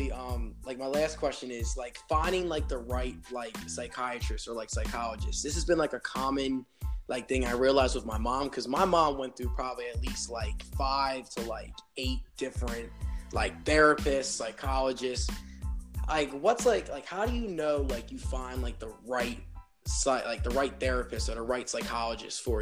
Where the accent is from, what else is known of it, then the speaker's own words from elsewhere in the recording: Northern New Jersey, United States; I'm from Northern Jersey.